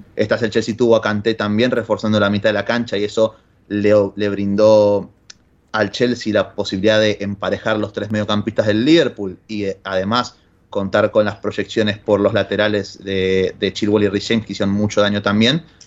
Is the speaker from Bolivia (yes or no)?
no; Argentina; soy más ruso que, que cualquier otro argentino a día de hoy